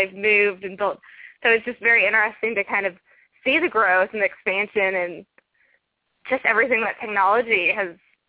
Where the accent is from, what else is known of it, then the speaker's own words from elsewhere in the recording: Denton County, Texas, United States; I grew up over in Denton County and would come over to Collin County, McKinney, and Frisco quite frequently.